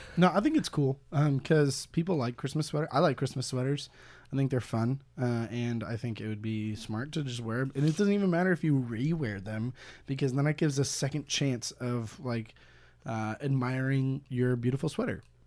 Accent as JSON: {"language": "English", "country": "United States", "tie": "born or raised there", "said": "I'm from America."}